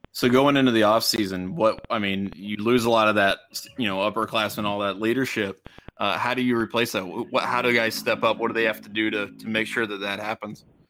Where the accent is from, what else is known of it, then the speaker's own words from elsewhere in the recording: Cincinnati, Ohio, United States; growing up in the Cincinnati